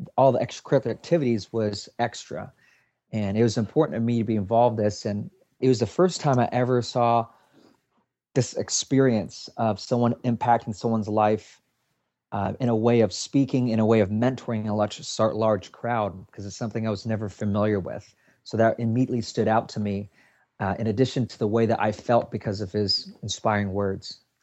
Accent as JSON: {"language": "English", "town": "Seattle", "region": "Washington", "country": "United States", "said": "I'm from Seattle, Washington"}